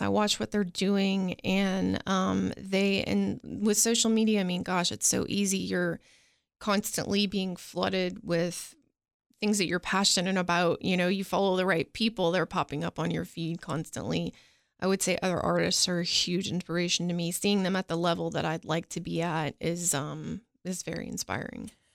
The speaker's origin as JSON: {"language": "English", "region": "Florida", "country": "United States", "tie": "born or raised there", "also_born_or_lived": "Nashville, Tennessee", "moved": "yes", "lives_now": "Cookeville, United States", "said": "I was born in Nashville. My family left when I was four and we moved out to Florida."}